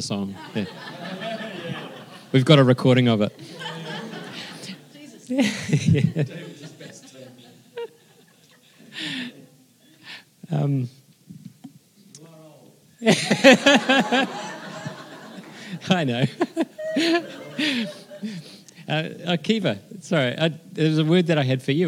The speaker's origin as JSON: {"language": "English", "region": "Wellington", "country": "New Zealand", "tie": "born or raised there", "also_born_or_lived": "Christchurch", "said": "born and bred in Wellington"}